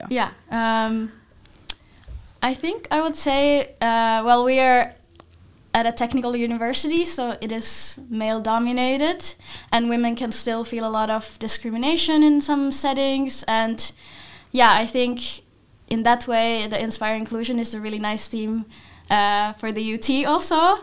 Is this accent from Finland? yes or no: yes; Finland; now in Netherlands; I'm from Finland